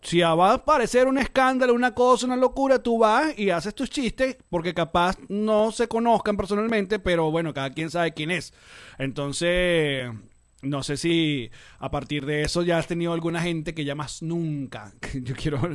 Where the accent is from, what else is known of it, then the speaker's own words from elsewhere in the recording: Venezuela; now in United States; nosotros como venezolanos